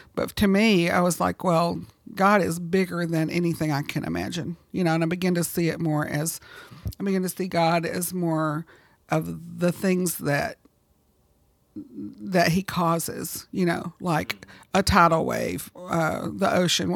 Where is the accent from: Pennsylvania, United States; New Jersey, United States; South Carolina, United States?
South Carolina, United States; also born or lived in Oklahoma; I was born in Oklahoma, Uh, but gradually we moved, uh, eastward, and I was mostly raised in South Carolina